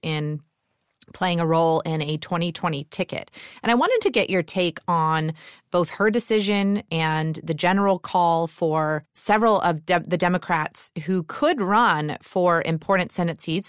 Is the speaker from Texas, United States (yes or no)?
no; Georgia, United States; my home state of Georgia